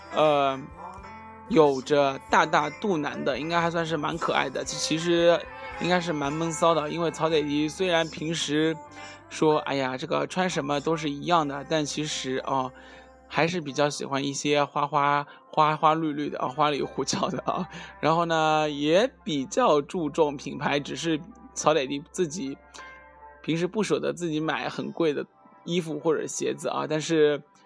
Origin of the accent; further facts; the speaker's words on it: southern China, China; 作为南方人